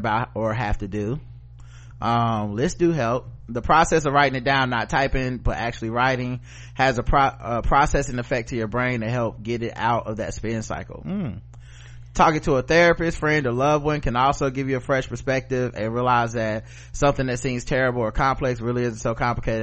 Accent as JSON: {"language": "English", "region": "the South", "country": "United States", "said": "I'm from the South"}